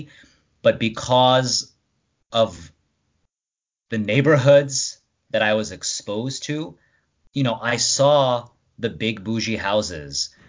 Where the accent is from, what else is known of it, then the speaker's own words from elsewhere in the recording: Rockland County, New York, United States; being born and raised in Rockland upstate